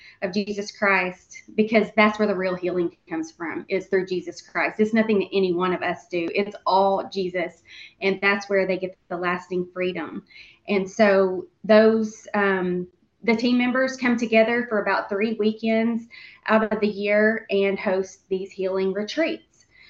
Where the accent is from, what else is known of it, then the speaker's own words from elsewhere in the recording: Central Arkansas, United States; I grew up right here in Central Arkansas and still live here, right here in Central Arkansas